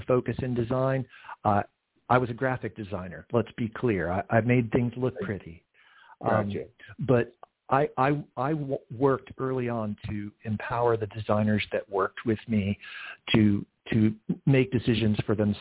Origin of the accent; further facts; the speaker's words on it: Central Florida, United States; also born or lived in Georgia; I spent my formative years in Central Florida